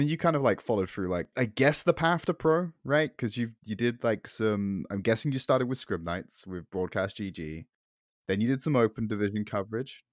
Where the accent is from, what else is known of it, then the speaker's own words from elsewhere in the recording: United Kingdom; I'm filthy Brit